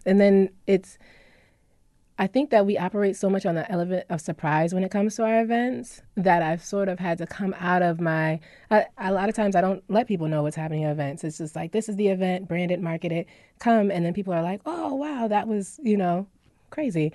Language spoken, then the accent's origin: English; Syracuse, New York, United States; also born or lived in California / Washington, D.C.; I was born in California. I was raised in Syracuse. I moved out to D C for many years.